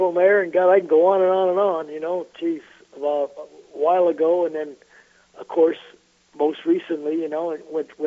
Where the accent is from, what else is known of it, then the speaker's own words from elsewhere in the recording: Montreal, Quebec, Canada; I grew up in Montreal, Canada.